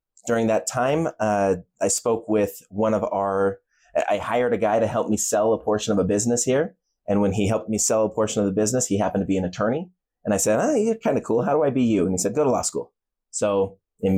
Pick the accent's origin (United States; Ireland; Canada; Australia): United States; Utah; I'm born and raised in Utah. I'm an attorney out of Utah. Yeah. Spent my entire life here